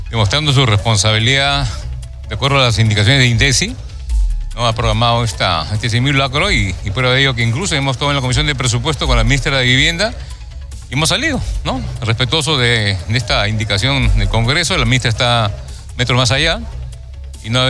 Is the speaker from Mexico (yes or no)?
no; Peru; una responsabilidad que nos atañe incluso como peruanos